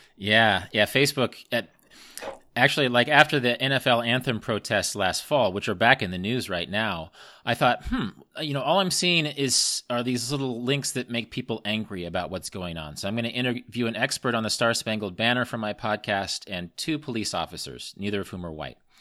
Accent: Midwest, United States; I grew up in the Midwest with the Jeffersonian grid system of roads

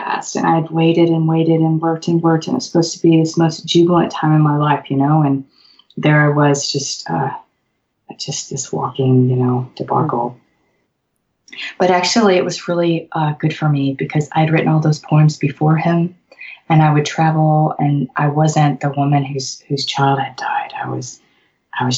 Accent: Memphis, Tennessee, United States; moved away as an adult; Memphis is it's my hometown

